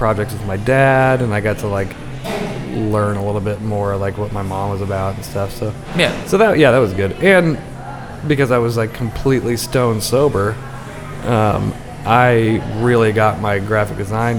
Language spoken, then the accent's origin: English; Indiana, United States; moved away as an adult; also born or lived in Portland; I would tell people I was from Indiana, but then I learned really, really quickly not to tell anybody that I'm a transplant from the Midwest